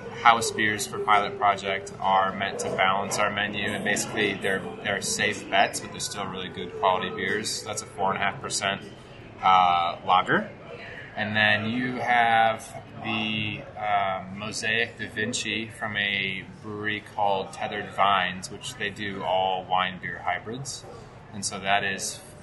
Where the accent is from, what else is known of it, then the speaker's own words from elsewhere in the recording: Eden Prairie, Minnesota, United States; Suburbs of Minneapolis. So suburbs. It's a humble little town called Eden Prairie.